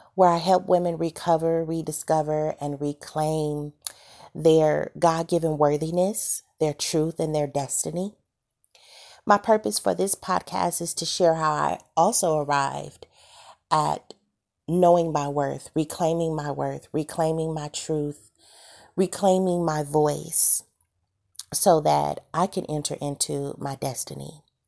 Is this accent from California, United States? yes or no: yes; Santa Monica, California, United States; I'm from California, born and raised in Santa Monica